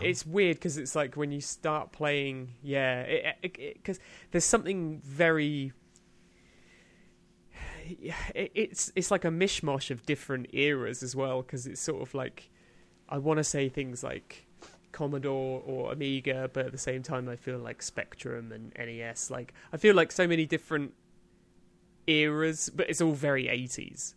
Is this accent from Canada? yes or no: no; United Kingdom; as a British man